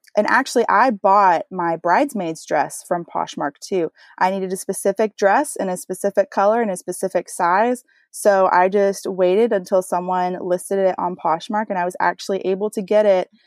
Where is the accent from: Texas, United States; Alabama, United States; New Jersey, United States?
Texas, United States; I am a wife from Texas, so you might hear a little bit of accent come out here and there